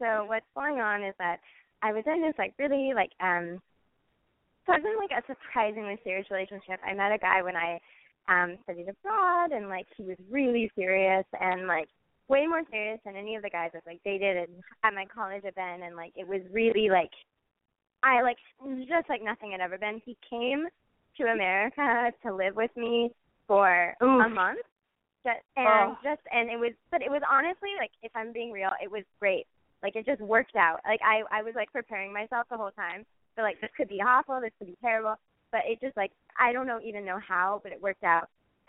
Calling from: Iowa, United States; I'm 21, and I'm calling from Iowa.

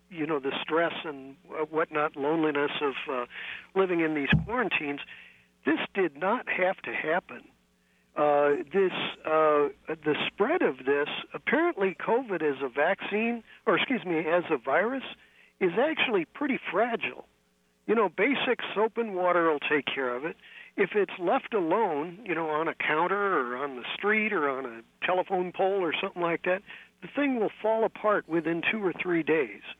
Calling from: San Francisco, California, United States; Oh, well, I'm calling you from almost foggy San Francisco

